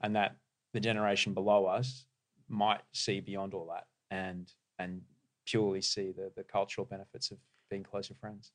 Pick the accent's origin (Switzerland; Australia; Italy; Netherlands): Australia; growing up in Australia